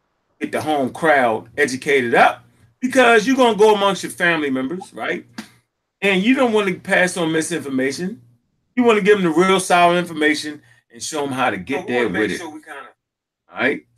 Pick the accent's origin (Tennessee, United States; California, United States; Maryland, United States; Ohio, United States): Maryland, United States; Baltimore; I'm coming from Baltimore, had a couple dollars back then for real. And, you know, I had a father figure in the house